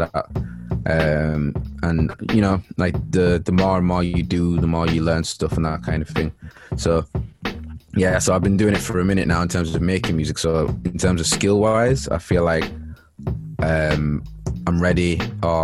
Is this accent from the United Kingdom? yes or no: yes; Leeds, Yorkshire and the Humber, United Kingdom; moved away as an adult; now in Manchester, United Kingdom; I'm from Leeds. Grew up in Chapel Town